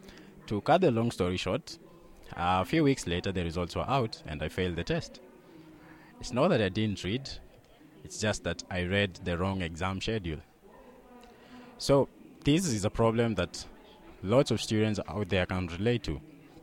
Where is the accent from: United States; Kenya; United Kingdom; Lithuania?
Kenya; I'm from Kenya, and we run a small company with a few of my friends called AirClip